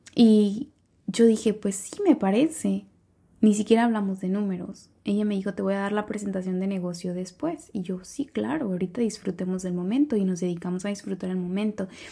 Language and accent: Spanish; San Cristóbal, Mexico; en San Cristóbal, en mi pueblo natal